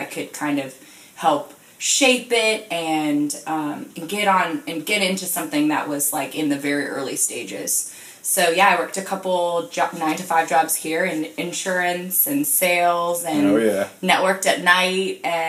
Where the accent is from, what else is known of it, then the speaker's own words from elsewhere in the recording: Florida, United States; also born or lived in Sarasota / Orlando; Well, I moved around a lot as a kid, just for my parents' jobs, but I went to middle school and high school and college all in Florida.